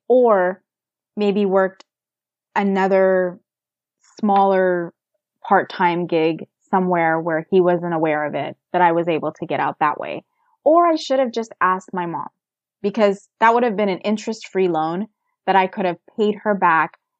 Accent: United States; I was born and raised in America.

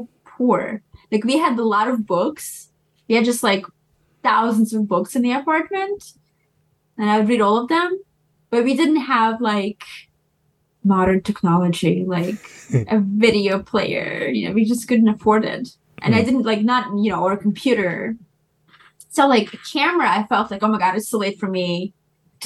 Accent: New York, United States; also born or lived in former Soviet Union; I grew up in East Village

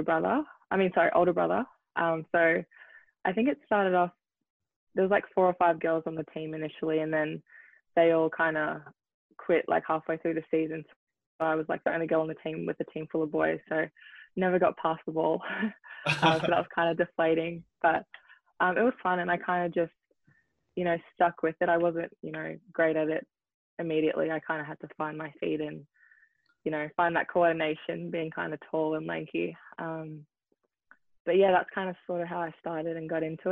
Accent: Melbourne, Victoria, Australia; also born or lived in New Zealand; now in Seattle, United States; I was born in New Zealand, so I played soccer in New Zealand, but I was 4, so I think I played for 1 season. And then in Melbourne, I played tennis as well

